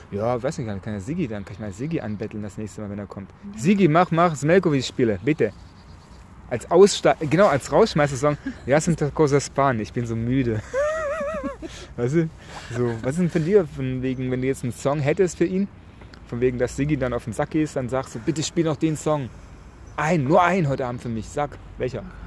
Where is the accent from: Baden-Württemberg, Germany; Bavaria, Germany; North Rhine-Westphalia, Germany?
Baden-Württemberg, Germany; Nagold; now in Hamburg, Germany; nach Nagold? in meine Heimatstadt